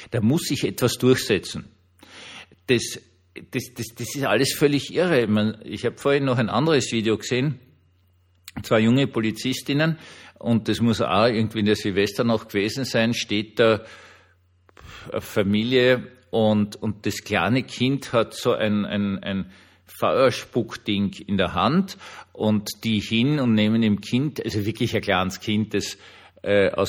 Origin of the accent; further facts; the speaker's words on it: Vienna, Austria; selbst als Wiener weiß ich, dass äh, Berlin zumindest heutzutage kein Hüttendorf an der Spree ist